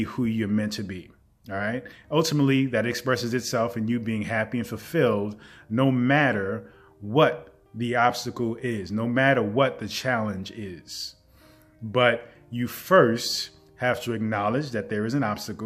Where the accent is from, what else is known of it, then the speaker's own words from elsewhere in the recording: New York City, New York, United States; growing up in the Bronx